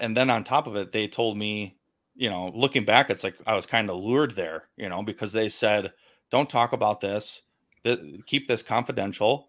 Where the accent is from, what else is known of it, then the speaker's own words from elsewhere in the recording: Milwaukee, Wisconsin, United States; born and raised in Milwaukee, Wisconsin